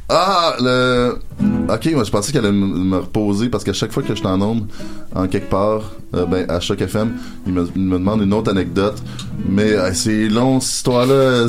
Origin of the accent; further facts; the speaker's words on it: Rouyn-Noranda, Quebec, Canada; chez nous à Rwanda noranda